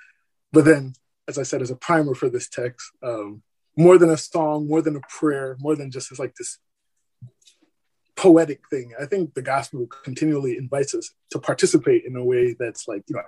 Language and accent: English; New York City, New York, United States; also born or lived in Barbados / Iowa; now in San Diego, United States; I was born in Barbados, raised in Brooklyn, New York, spent 9 years in Iowa